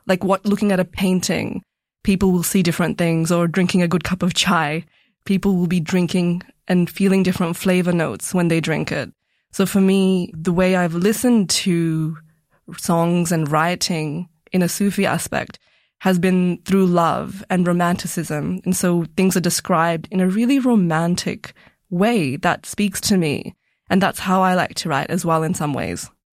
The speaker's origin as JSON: {"language": "English", "town": "Melbourne", "region": "Victoria", "country": "Australia", "tie": "born or raised there", "also_born_or_lived": "Punjab, India", "said": "growing up in Melbourne with my family"}